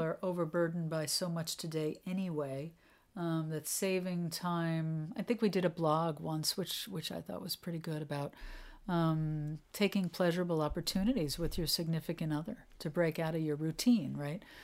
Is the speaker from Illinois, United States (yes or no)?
no; New York, United States; moved away as an adult; now in New England, United States; I'm a New Yorker. I'm not a New Englander. I mean, I you know I lived in New York till I was forty, so I consider myself a New Yorker